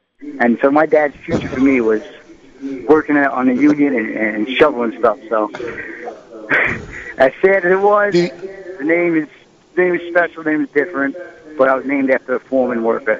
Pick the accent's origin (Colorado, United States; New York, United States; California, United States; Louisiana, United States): New York, United States; Shirley; Long Island. I grew up in Shirley, New York, Suffolk County.